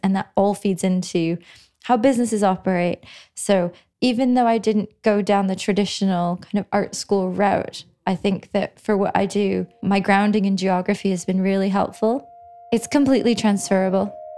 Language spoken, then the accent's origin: English; Canada; moved away as an adult; now in London, United Kingdom; So, I grew up in Canada and I did my undergraduate degree in Canada in geography. And then I came to London about 11 years ago